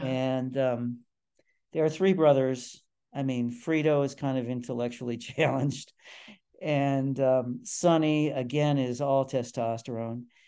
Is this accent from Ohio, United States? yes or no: yes; Cleveland, Ohio, United States; moved away as an adult; also born or lived in Stanford / Montreal; I grew up in the city